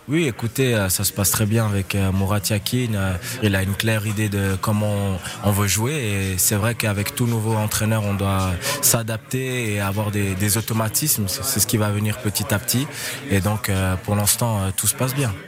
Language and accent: French; Geneva, Switzerland; je viens de Genève, j'ai grandi là-bas